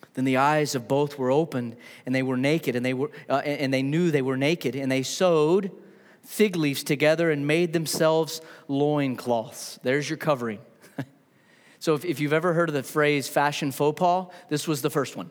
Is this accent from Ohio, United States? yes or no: no; New Mexico, United States; now in Huntsville, United States; I grew up in New Mexico